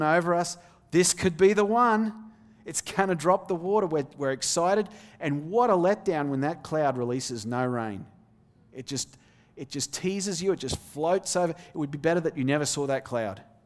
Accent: Australia; moved away as an adult; also born or lived in Denmark / Little Elm, Texas; now in Texas, United States; I grew up in the Australian outback

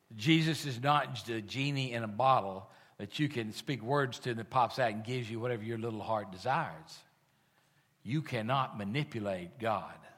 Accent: United States; We are American

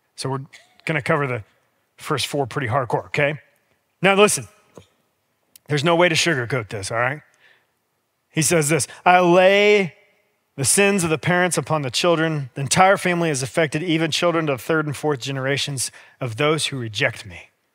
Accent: United States; We as American Christians

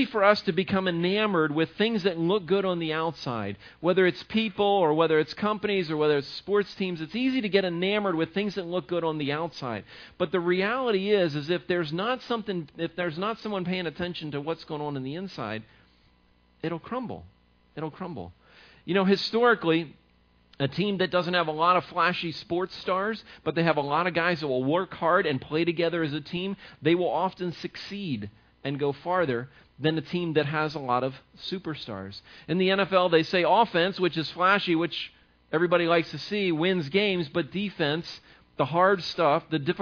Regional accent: the Maryland area, United States; where I grew up in the Maryland area

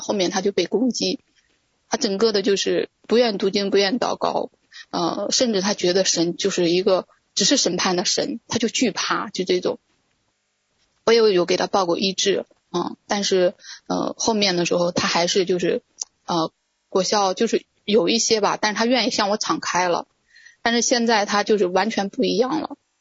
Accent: Shandong, China; also born or lived in Beijing; now in Jinan, China; 我之前呢，是一直在北京生活，呃，二零一八年下半年的时候呢，神对我说让我回到，呃，山东济南。啊，啊，我，我老家是山东的

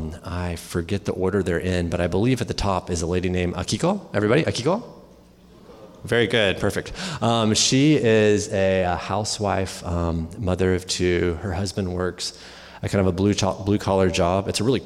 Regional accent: Texas, United States; moved away as an adult; also born or lived in Chicago area; now in Japan; I'm from Texas. She's from Pennsylvania. We met in the Chicago area, and our children were born in Japan. So we don't really know where home is, but we're in Japan right now

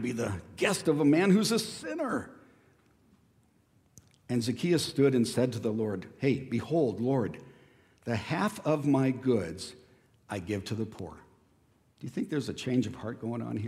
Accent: Escondido, California, United States; growing up in Escondido, my family had a huge avocado grove right across the street

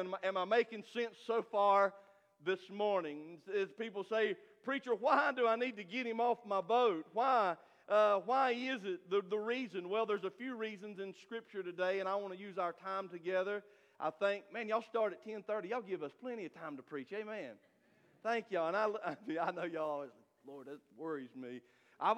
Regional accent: Stony Point, United States; I'm from Stony Point

